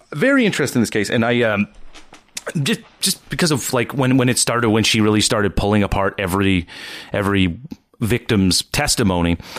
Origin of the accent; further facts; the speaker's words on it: Nova Scotia, Canada; I'm from the East Coast, from Nova Scotia